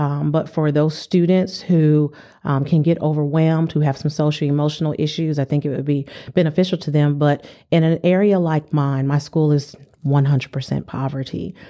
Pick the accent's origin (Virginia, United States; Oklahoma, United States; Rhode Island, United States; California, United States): California, United States; San Diego; moved away; I'm from San Diego, California